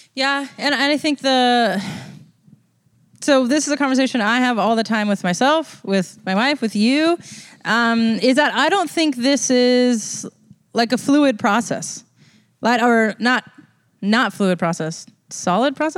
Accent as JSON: {"language": "English", "country": "United States", "said": "being American"}